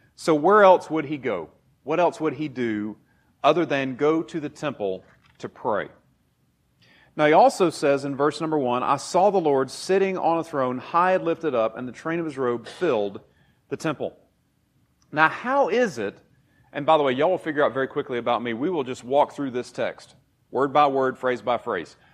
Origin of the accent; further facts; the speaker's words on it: Taylors, South Carolina, United States; moved away as an adult; I grew up in Taylor's, so that way a little bit, not too far from here